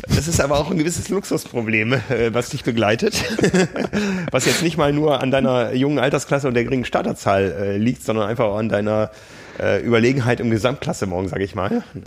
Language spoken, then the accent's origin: German; Hamburg, Germany; als Hamburger